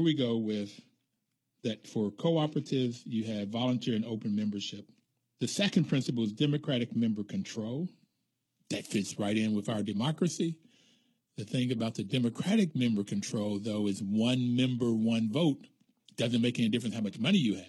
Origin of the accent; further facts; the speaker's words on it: Bluefield, West Virginia, United States; when I grew up in Bluefield, West Virginia, there was still the colored signs